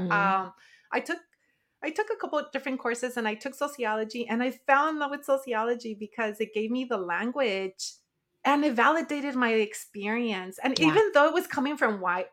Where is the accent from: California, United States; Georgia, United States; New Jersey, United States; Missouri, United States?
California, United States; Watsonville; also born or lived in Nayarit, Mexico / Monterey County, California; I was born in the Sierra Madre in the state of Nayarit, Mexico, and raised in Watsonville, California